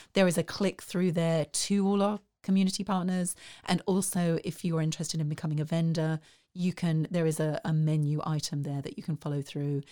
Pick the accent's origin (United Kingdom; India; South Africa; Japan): United Kingdom; South East England; moved away as an adult; also born or lived in Dundee, Scotland; now in Waco, United States; Originally, I grew up in the Southeast